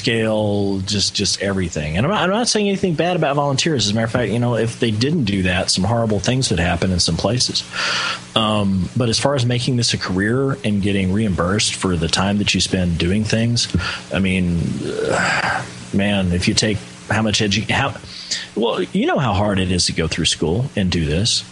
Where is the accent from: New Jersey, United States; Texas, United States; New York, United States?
Texas, United States; I'm from Texas